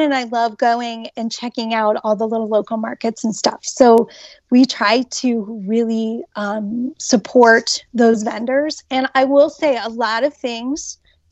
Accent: Hilliard, Ohio, United States; also born or lived in Upper Arlington, Ohio; It is where I grew up in Upper Arlington as well as Hilliard. And I graduated from Hilliard High School

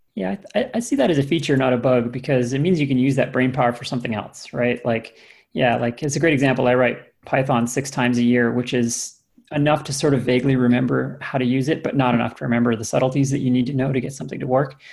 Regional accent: Canada; now in United States; I have a U.S. green card, but uh, I am Canadian

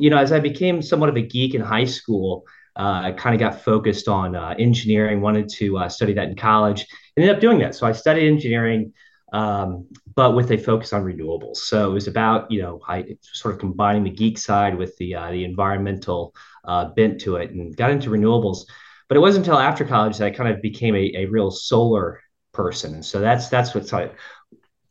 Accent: Central Florida, United States; I grew up in Central Florida

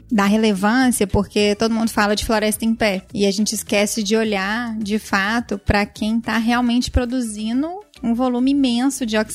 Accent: Minas Gerais, Brazil; que sou mineira, moro em Belo Horizonte, então tô um pouco longe do mar.

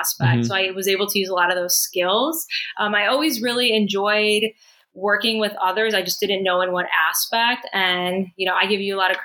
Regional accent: Chicago, Illinois, United States; moved away as an adult; also born or lived in Boston; now in Miami, United States; I was born and raised in Chicago.

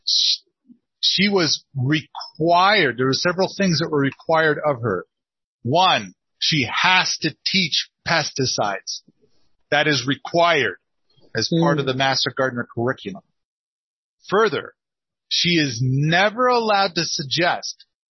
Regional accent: Wallowa County, Oregon, United States; I spent some time growing up in Wallah County

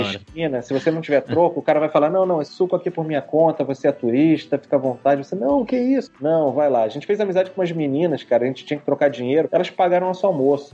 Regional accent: Rio de Janeiro, Brazil; do Rio de Janeiro, aqui do Leblon, e morando desde pequeno perto da praia

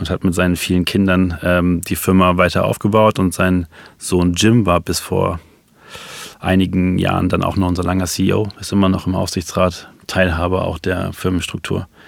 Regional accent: Rhineland-Palatinate, Germany; born there; Also als äh, gebürtiger Rheinland-Pfälzer ähm, in Koblenz bin ich dann nochmal an der Heimat eben vorbeigefahren.

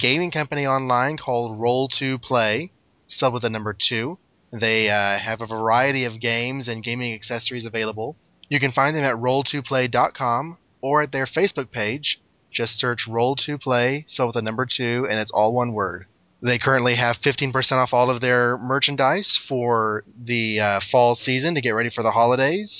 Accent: Dallas, Texas, United States; now in East Texas, United States; I'm over in East Texas, buddy, and I grew up in the Dallas area

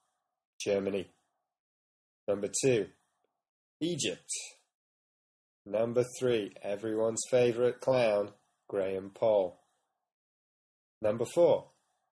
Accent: Chester, North West England, United Kingdom; I'm from near Chester. I was born near Chester

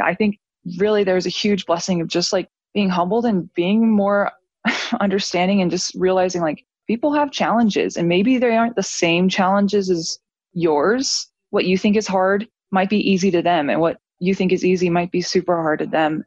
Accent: St. George, Utah, United States; I grew up in St. George in a fam- big family member for my whole life

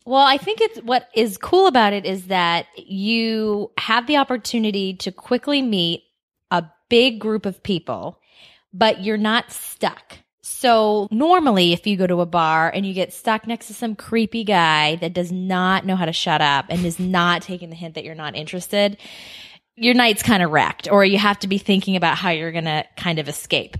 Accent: Boston, Massachusetts, United States; moved away as an adult; now in Scottsdale, Arizona, United States; I am also from Boston

